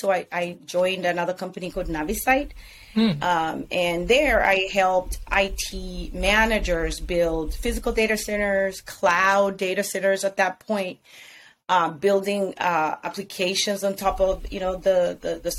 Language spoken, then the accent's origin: English; Lusaka, Lusaka Province, Zambia; moved away as an adult; also born or lived in Minnesota, United States / Silicon Valley, United States; now in United States; I was born and raised in Lusaka, Zambia. So I am Zambian American